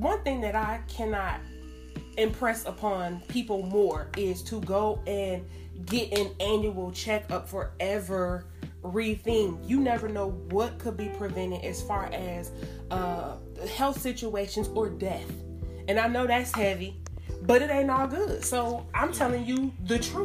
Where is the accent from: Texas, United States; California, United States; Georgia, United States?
Georgia, United States; Atlanta; I grew up here in Atlanta